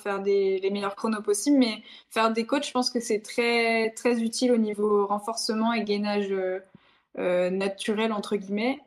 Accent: the North, Hauts-de-France, France; je viens, je viens, du Nord

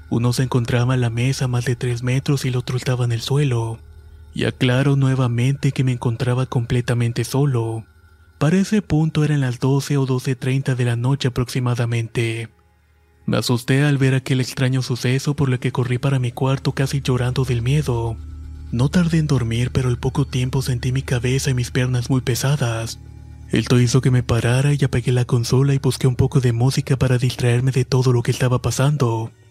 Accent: Torreón, Coahuila, Mexico; soy oriundo de Torreón, Coahuila

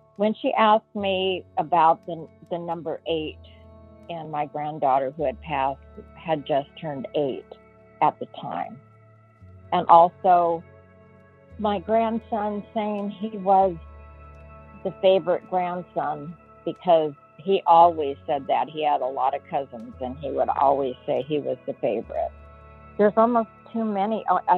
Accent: Apple Valley, California, United States; I'm from Apple Valley, California.

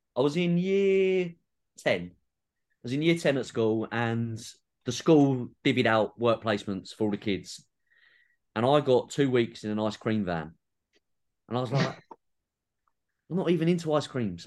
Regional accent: England, United Kingdom; being a Southerner

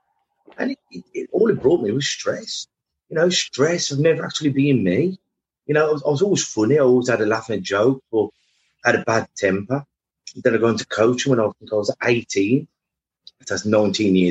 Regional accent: Black Country, West Midlands, United Kingdom; I'm from the Black Country, and we're blokes

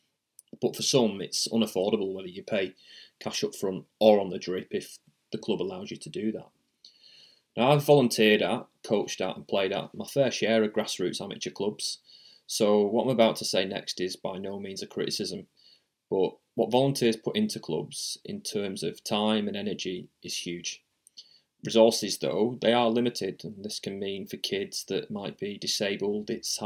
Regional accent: England, United Kingdom; moved away as an adult; now in Australia; as a kid growing up in England.

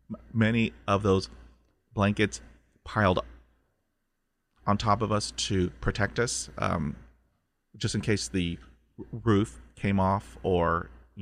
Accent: Corpus Christi, Texas, United States; we grew up in Southeast Texas, Corpus Christi

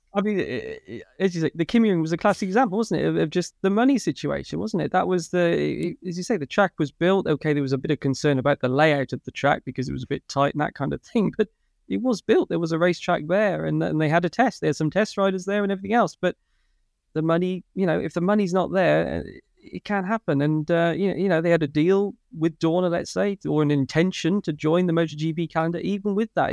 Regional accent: Ulster, Northern Ireland, United Kingdom; accent: Northern Irish

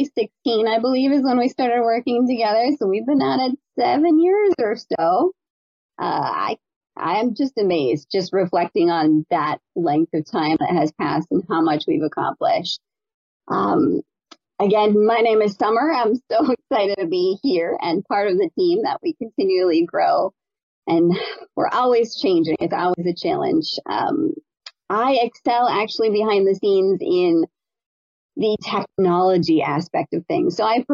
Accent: North Carolina, United States; On a personal note, I guess I'm from North Carolina.

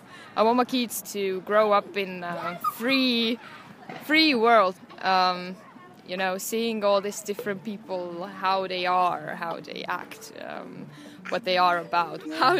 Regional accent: Estonia; moved away; I'm from Estonia. It's in Eastern Europe.

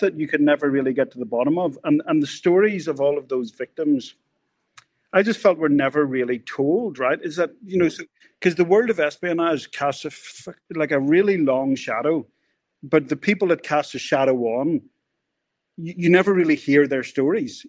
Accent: Northern Ireland, United Kingdom; we grew up in Northern Ireland

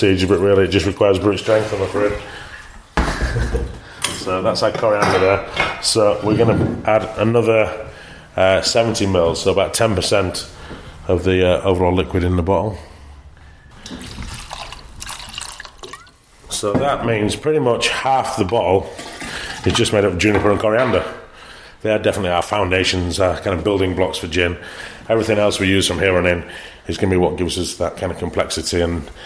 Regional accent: Leeds, Yorkshire and the Humber, United Kingdom; From Leeds

